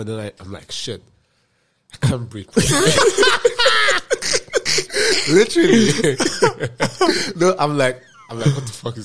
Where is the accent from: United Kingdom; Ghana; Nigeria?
Nigeria; moved away; as a Nigerian guy